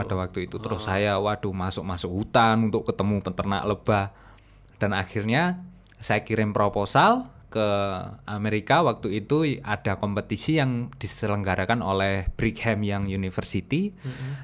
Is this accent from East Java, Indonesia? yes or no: yes; Madiun, East Java, Indonesia; moved away as an adult; also born or lived in Malang; saya itu asli orang Madiun, dari kecil dibesarkan di Madiun sampai SMA.